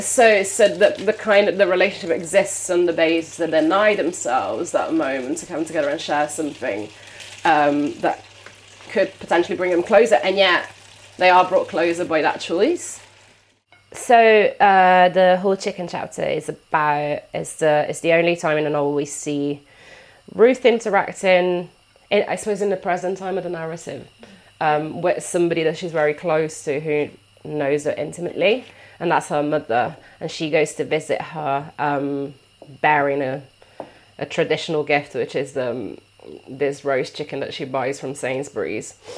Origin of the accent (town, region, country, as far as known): Italy; English is a second language; moved away